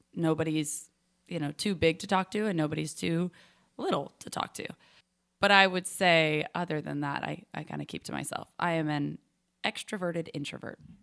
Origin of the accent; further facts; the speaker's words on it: Charlotte, North Carolina, United States; also born or lived in Nashville, Tennessee; Nashville, Tennessee, but I was raised in Charlotte, so I claim Charlotte